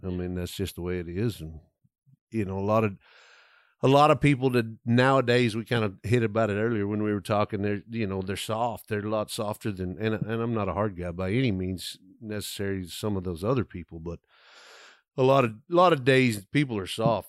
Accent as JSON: {"language": "English", "area": "west of Abilene", "region": "West Texas", "country": "United States", "tie": "born or raised there", "said": "I grew up kinda in West Texas, I'm in f, west of Abilene"}